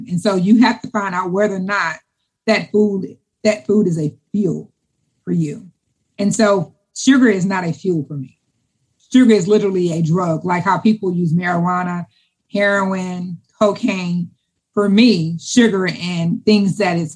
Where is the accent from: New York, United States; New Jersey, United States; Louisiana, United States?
Louisiana, United States; I'm from Louisiana.